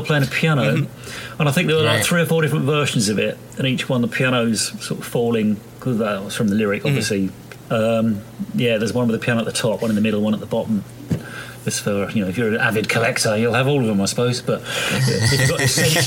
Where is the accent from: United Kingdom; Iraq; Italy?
United Kingdom; England; I'm English too